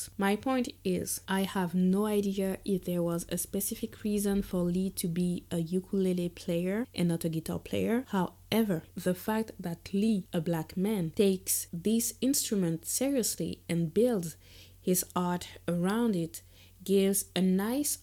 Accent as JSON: {"language": "English", "country": "Guadeloupe", "moved": "yes", "said": "I'm from Guadeloupe, a French Caribbean island"}